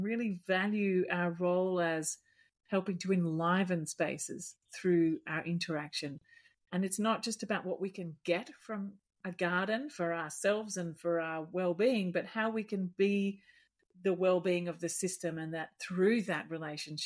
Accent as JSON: {"language": "English", "town": "Melbourne", "region": "Victoria", "country": "Australia", "tie": "born or raised there", "moved": "yes", "said": "I was born in Mitcham in near Ringwood in Melbourne."}